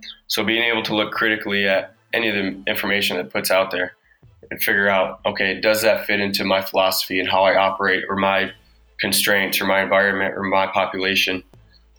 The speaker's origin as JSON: {"language": "English", "region": "Michigan", "country": "United States", "tie": "born or raised there", "said": "born and raised in Michigan"}